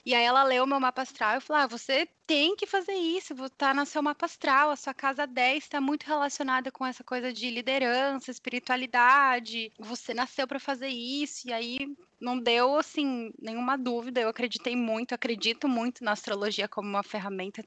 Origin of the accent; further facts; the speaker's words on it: Brazil; moved away as an adult; also born or lived in California; now in San Jose, United States; eu saí do Brasil. Eu trabalhava em uma emissora de televisão. Eu me formei em jornalismo lá